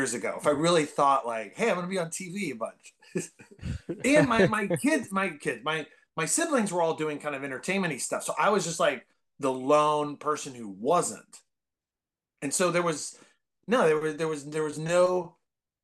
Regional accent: Bay Area, California, United States; I grew up in the Bay Area

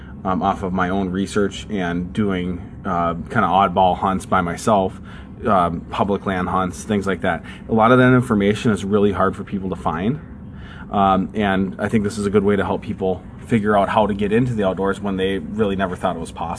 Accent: Prior Lake, Minnesota, United States; also born or lived in Georgia; When we moved from Georgia to Minnesota, we lived in south of the Twin Cities in a town called Prior Lake, Minnesota. I fished just about every day in the summer down there.

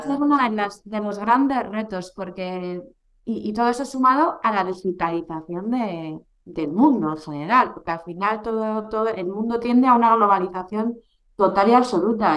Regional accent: Bilbao, Basque Country, Spain; aquí a mi tierra

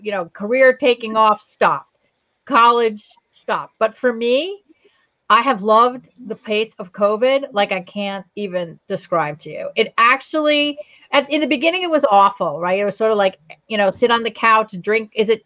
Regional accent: New Providence, New Jersey, United States; also born or lived in Verona, New Jersey; I grew up in New Providence. That's where I went to high school

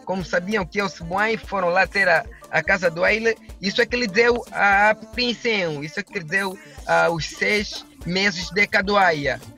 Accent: Angola; Eu sou um cidadão de nacionalidade angolena

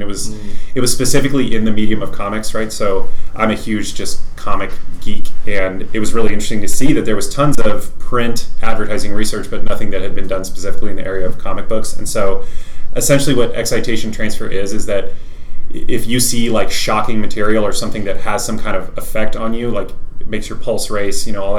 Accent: Fredericksburg, Texas, United States; moved away as an adult; also born or lived in Lubbock, Texas; now in Dallas, United States; I'm from the Hill Country. So if you know where Fredericksburg is, Fredericksburg

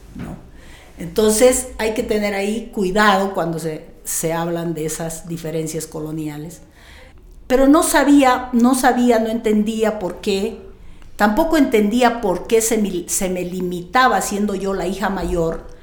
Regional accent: Riberalta, Beni, Bolivia; born or raised there

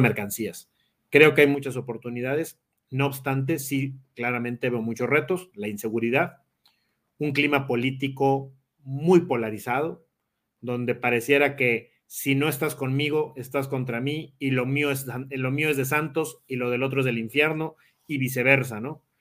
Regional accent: Mexico; como mexicanos

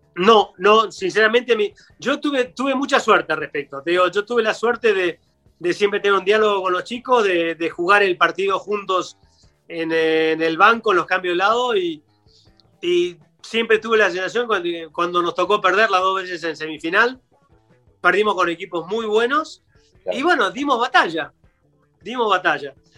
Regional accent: Argentina; como, como argentino

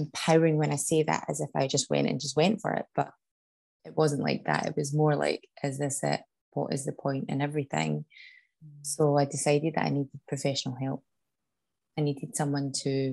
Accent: Scotland, United Kingdom; moved away as an adult; also born or lived in Canada; back home to my hometown in Scotland

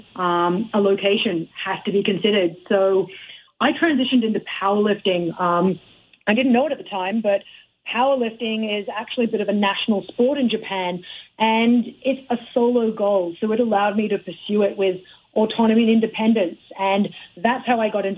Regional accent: Australia; moved away; also born or lived in Canada; I've always maintained my connection with being an Aussie, my Aussie culture

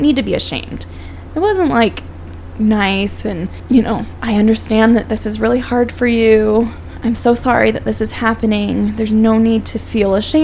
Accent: Phoenix, Arizona, United States; moved away; I'm from Phoenix

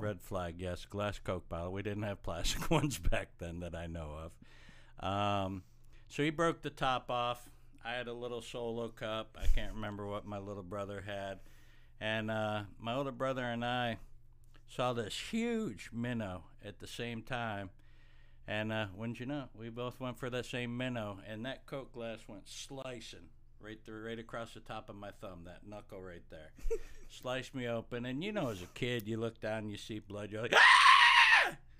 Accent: Watkins Glen, New York, United States; moved away; we grew up in Watkins Glen, New York.

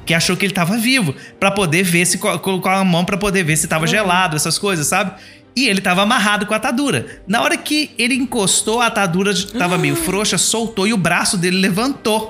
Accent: Palma, Minas Gerais, Brazil; A minha cidade, como disse, eu sou do interior de Minas Gerais, uma cidadezinha chamada Palma, tem 5 mil habitantes só.

